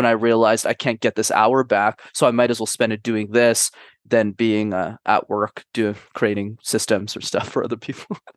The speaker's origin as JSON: {"language": "English", "country": "Canada", "tie": "born or raised there", "also_born_or_lived": "Montreal", "said": "I'm based in Montreal. My parents immigrated from a small country called Sri Lanka in the early nineties, but I was born and raised in Canada"}